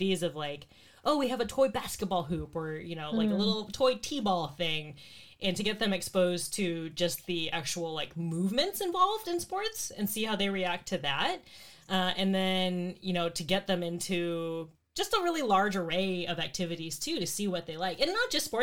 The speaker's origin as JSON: {"language": "English", "region": "Arizona", "country": "United States", "tie": "born or raised there", "moved": "yes", "lives_now": "Bay Area, United States", "said": "growing up in Arizona"}